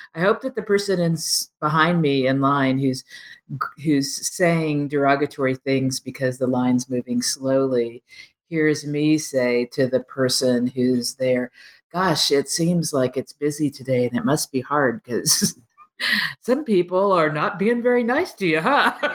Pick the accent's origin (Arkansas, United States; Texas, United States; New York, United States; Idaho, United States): Texas, United States; Texas Panhandle, United States; I grew up in the Texas Panhandle